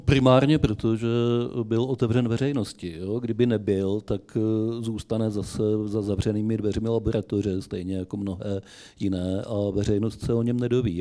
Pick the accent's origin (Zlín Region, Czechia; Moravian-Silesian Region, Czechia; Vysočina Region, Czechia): Vysočina Region, Czechia; u nás na Vysočině